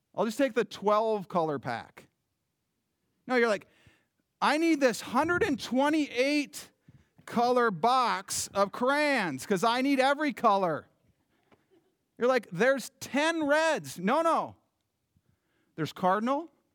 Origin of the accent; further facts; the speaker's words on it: United States; I love being an American citizen.